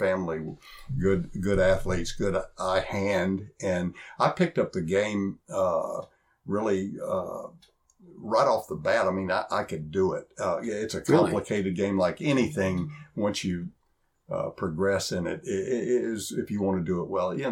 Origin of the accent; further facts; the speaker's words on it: Texarkana, Texas, United States; I grew up in East Texas after my dad retired in Texarkana